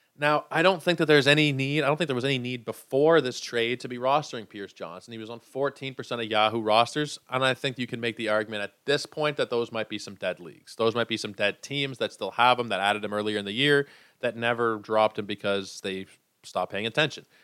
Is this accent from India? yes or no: no; Canada; I am a Canadian.